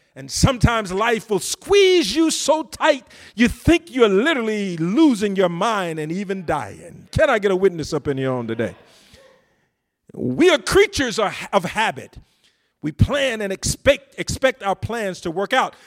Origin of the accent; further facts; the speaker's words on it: deep south Georgia, United States; moved away; I came from a little town in the rural country, deep south Georgia